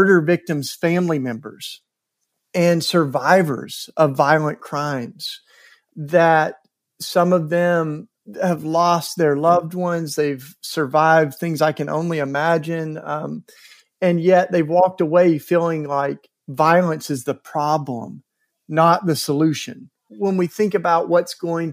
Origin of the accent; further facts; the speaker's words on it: East Tennessee, United States; my home state of East Tennessee